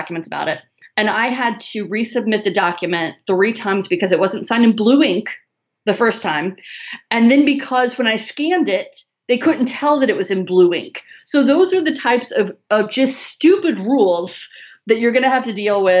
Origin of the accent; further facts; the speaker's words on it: Chicago, Illinois, United States; now in Southern United States; I'm from Chicago. I live in the south